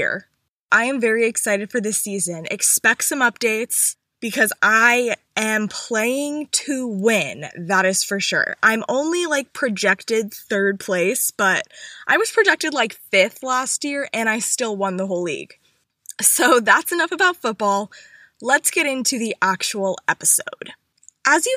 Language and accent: English; North Carolina, United States; I'm from North Carolina